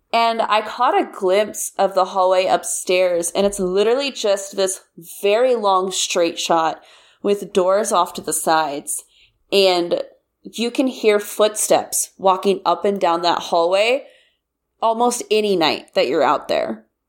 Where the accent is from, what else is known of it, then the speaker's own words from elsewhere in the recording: Kansas, United States; I'm from Kansas, and I went to K-State